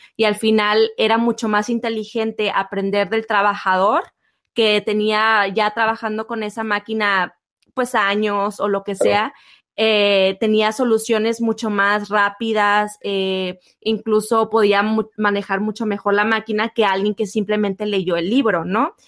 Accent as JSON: {"language": "Spanish", "country": "Mexico"}